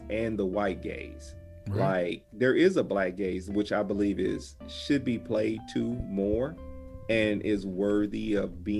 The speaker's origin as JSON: {"language": "English", "region": "Midwest South", "country": "United States", "tie": "born or raised there", "said": "I grew up in the Midwest South kind of area"}